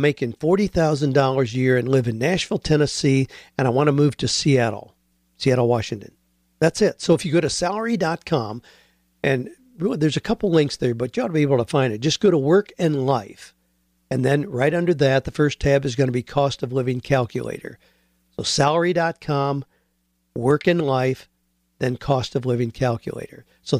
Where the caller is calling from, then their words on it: Sydney, New South Wales, Australia; I'm from Sydney, Australia.